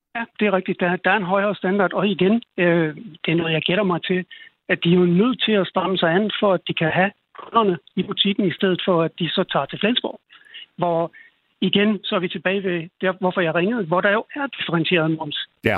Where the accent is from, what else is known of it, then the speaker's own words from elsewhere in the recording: Denmark; jeg er selv dansker